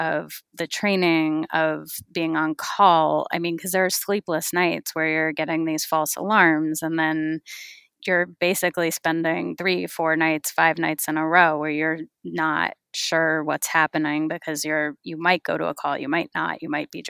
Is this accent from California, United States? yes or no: yes; California, United States; I grew up in California